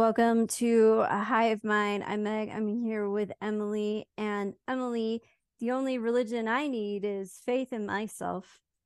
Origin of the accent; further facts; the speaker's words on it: United Kingdom; moved away; also born or lived in Switzerland; I made being British, like, my whole thing